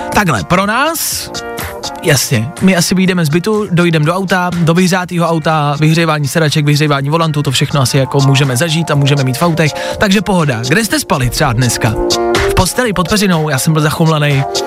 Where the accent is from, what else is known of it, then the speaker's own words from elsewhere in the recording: Pilsen, Plzeň Region, Czechia; V Plzni, protože jsem z Plzně, si pamatuju, že se jezdilo u Ježíška